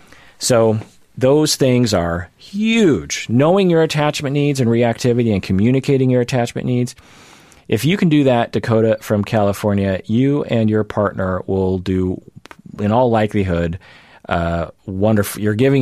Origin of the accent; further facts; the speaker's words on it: Switzerland; Yes, I'm from Switzerland.